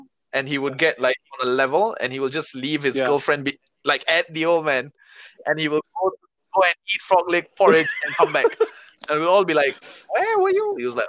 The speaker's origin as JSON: {"language": "English", "country": "Singapore", "said": "But like, even as a Singaporean living here for a while"}